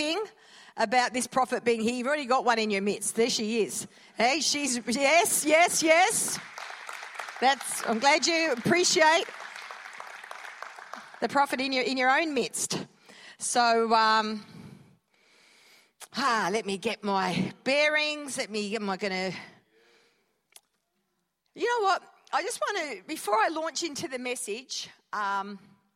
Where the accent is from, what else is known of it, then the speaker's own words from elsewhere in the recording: Perth, Western Australia, Australia; moved away; born and bred in Perth